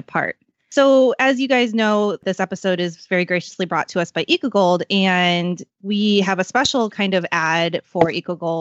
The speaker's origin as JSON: {"language": "English", "town": "St. Louis", "region": "Missouri", "country": "United States", "tie": "born or raised there", "moved": "yes", "lives_now": "San Diego, United States", "said": "I grew up in St. Louis. So I grew up with, like, fresh Budweiser off the tap"}